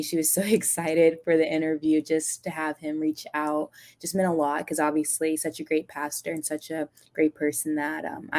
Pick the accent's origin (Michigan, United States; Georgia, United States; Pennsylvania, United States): Michigan, United States; also born or lived in Detroit, Michigan / Kentucky; So I was born in Detroit, Michigan, and then my family, we moved to Kentucky for a couple years, and then after that, we moved to Michigan when I was, like, in second grade.